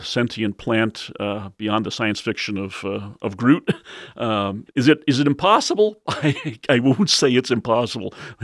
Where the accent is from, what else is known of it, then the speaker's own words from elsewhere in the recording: Fort Lee, New Jersey, United States; now in Michigan, United States; as a kid growing up in Fort Lee, New Jersey